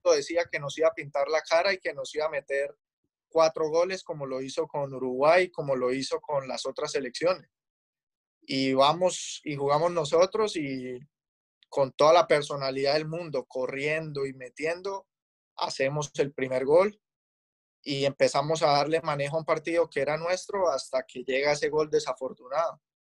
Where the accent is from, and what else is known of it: Colombia; moved away as an adult; now in Los Angeles, United States